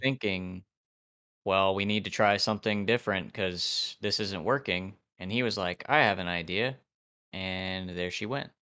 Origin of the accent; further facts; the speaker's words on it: Ohio, United States; from Ohio